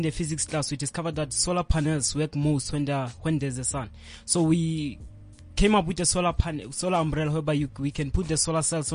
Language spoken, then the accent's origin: English; Mabopane, Gauteng, South Africa; I'm from Mabopane in Winterveld